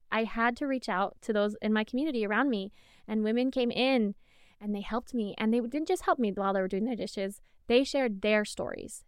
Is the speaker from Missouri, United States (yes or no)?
no; Arizona, United States; I'm from Arizona.